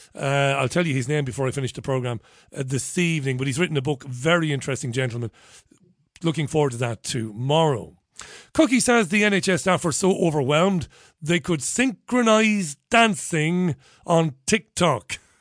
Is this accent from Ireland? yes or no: yes; Ireland; We pronounce B H as a V in Ireland